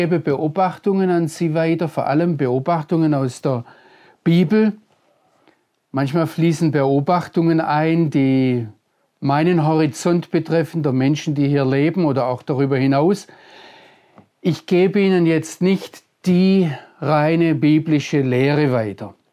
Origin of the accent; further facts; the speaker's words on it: Baden-Württemberg, Germany; Aber ich bin Deutscher, ich komme aus Mitteleuropa, ich bin im Schwarzwald aufgewachsen.